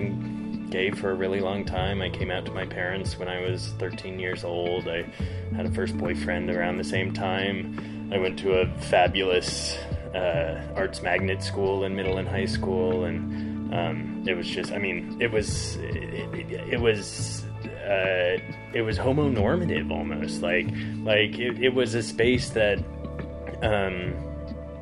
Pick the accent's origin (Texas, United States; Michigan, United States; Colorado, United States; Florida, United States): Colorado, United States; Front Range of; moved away as an adult; also born or lived in Berlin / London / San Francisco; now in Southern Utah, United States; I grew up on the Front Range of Colorado.